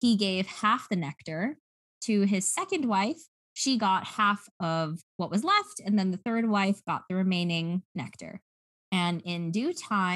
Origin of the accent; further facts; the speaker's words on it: United States; accent: American; my American accent because I speak American English